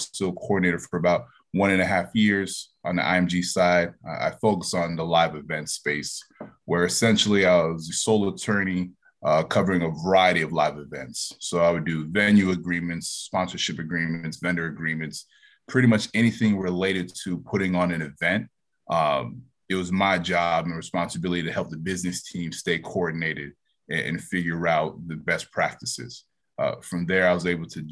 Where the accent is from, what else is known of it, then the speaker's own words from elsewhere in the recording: Central Florida, United States; moved away as an adult; also born or lived in upstate New York; I'm originally from Central Florida